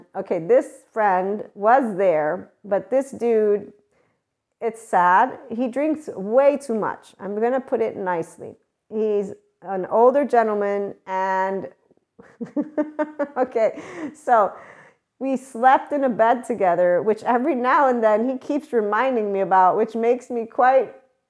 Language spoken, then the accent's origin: English; United States; Being that I am an American, was raised in a military environment.